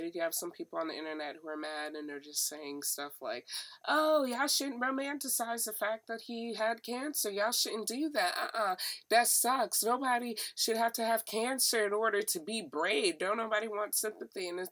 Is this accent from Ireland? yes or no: no; United States; I'm African American